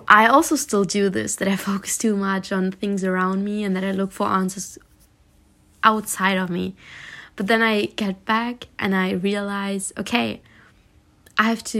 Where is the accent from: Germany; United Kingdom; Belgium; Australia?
Germany; also born or lived in Spain; I was born in Spain and I lived in Spain, and when I was young, 8 years old, we moved back to Germany